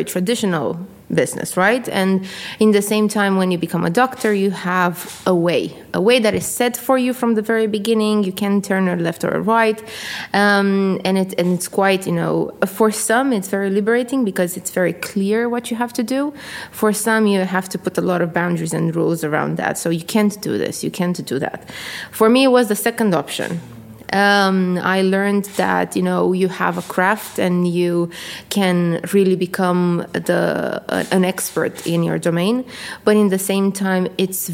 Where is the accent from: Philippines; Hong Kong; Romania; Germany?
Romania; Constanța, Constanța County; moved away as an adult; also born or lived in United States; now in United Kingdom; I am from a country called Romania in Eastern Europe, from a city at the sea. It's called Constanța